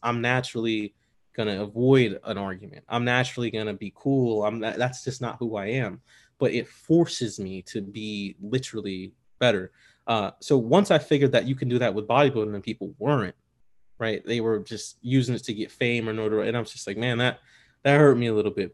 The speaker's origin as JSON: {"language": "English", "town": "Bolingbrook", "region": "Illinois", "country": "United States", "tie": "born or raised there", "also_born_or_lived": "South Shore, Chicago", "said": "I grew up in Bolingbrook. First, we, before we lived in suburbs in Bolingbrook, uh, we lived the South Shore"}